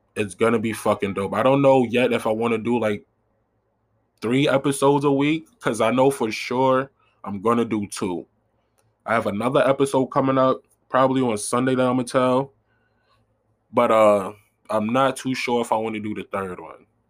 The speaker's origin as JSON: {"language": "English", "town": "New York City", "region": "New York", "country": "United States", "said": "I'm from South Side Jamaica, Queens"}